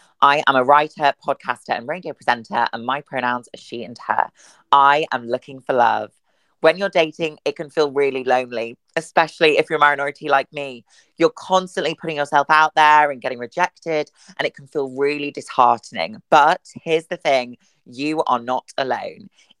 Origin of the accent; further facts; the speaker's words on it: Wakefield, Yorkshire and the Humber, United Kingdom; Well, I'm originally from Yorkshire, so I'm